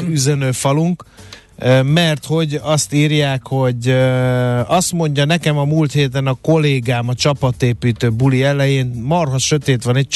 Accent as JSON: {"language": "Hungarian", "country": "Hungary", "said": "mindegy, magyar vagyok, megértem a mamámat"}